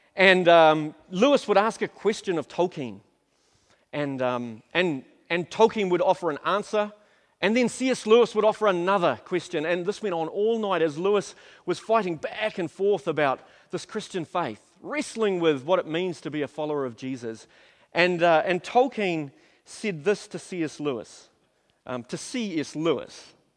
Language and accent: English; Auckland, New Zealand; also born or lived in Napier; I grew up in South Auckland